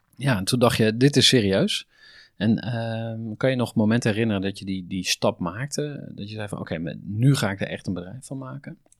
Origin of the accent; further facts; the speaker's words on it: Utrecht, Netherlands; voor mij als Utrechter